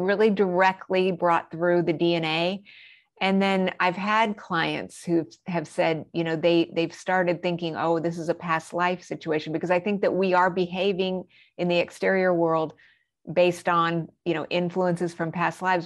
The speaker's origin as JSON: {"language": "English", "region": "New Mexico", "country": "United States", "tie": "born or raised there", "also_born_or_lived": "Colorado Springs, Colorado", "said": "I grew up in New Mexico, but we also lived in Colorado Springs."}